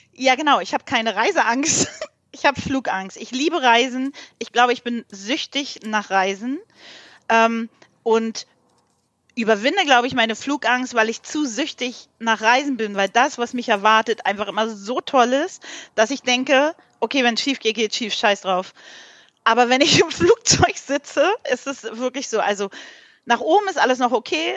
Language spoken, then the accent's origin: German; Berlin, Germany; ich komme ja nicht aus dem Osten, aus dem Ostteil von Berlin